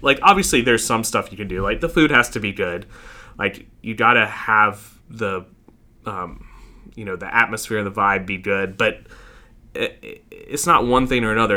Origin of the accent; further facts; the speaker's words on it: Fort Mill, South Carolina, United States; also born or lived in New York / Charlotte, North Carolina; now in Rock Hill, United States; I grew up in Fort Mill